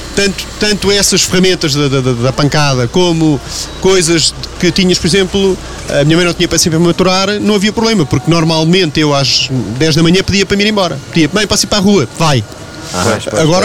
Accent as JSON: {"language": "Portuguese", "region": "Lisbon", "country": "Portugal", "moved": "as an adult", "lives_now": "Feijó, Portugal", "said": "eu sou dos Olivais ah. e fui para, para o Feijó depois que me casei."}